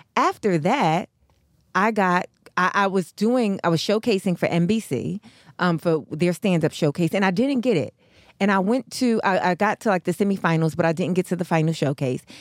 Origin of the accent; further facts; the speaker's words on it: New York, United States; now in Los Angeles, United States; I'm from New York